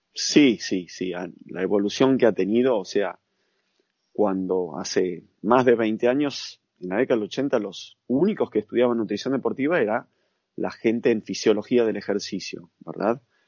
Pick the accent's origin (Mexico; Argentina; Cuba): Argentina; also born or lived in United States; soy de Argentina